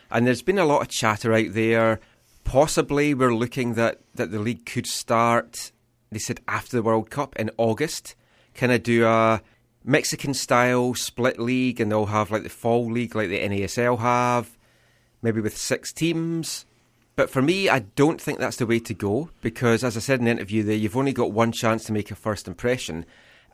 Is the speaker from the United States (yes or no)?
no; Scotland, United Kingdom; as a Scottish person